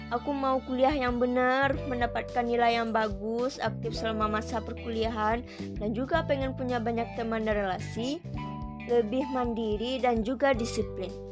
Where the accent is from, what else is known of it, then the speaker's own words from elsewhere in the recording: Padang, West Sumatra, Indonesia; Berasal dari Padang, Sumatera Barat